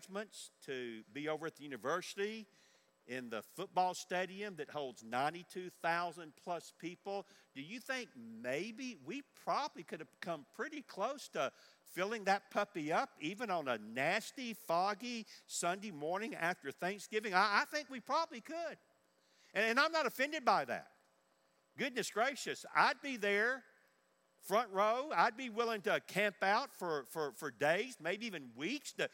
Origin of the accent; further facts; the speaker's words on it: Forest Park, Georgia, United States; I grew up in Georgia on the other side of Atlanta in Forest Park